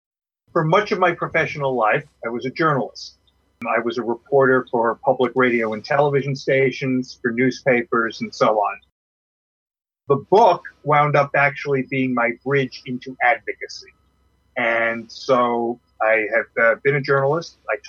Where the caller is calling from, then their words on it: Alexandria, Virginia, United States; I'm from Alexandria, Virginia.